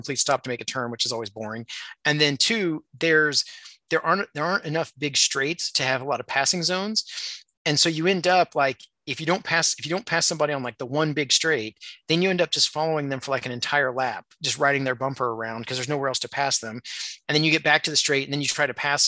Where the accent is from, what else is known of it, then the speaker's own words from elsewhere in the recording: Indiana, United States; I grew up in Indiana